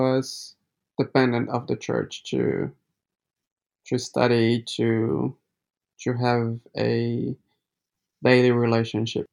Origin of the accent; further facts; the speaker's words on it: Brazil; now in New Zealand; I'm from Brazil and I am Adventist